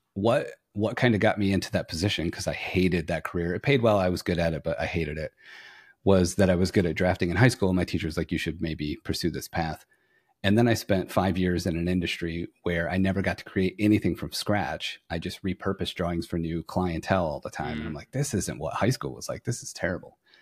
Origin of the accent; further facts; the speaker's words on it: Flint, Michigan, United States; moved away as an adult; now in Fort Worth, United States; I'm originally from Flint, Michigan